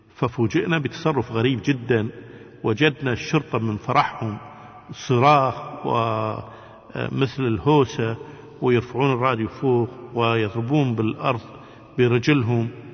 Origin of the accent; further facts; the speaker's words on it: Kuwait; احنا من الكويت